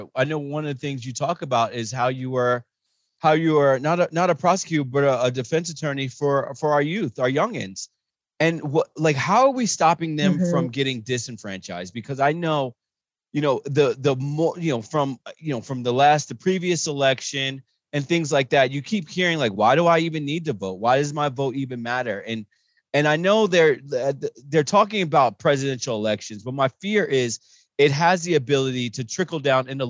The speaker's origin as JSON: {"language": "English", "region": "New Jersey", "country": "United States", "said": "Jersey boy"}